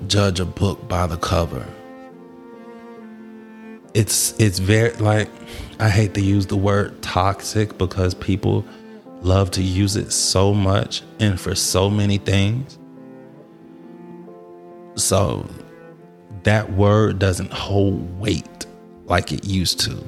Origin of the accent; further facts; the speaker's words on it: Atlanta, Georgia, United States; I grew up in Atlanta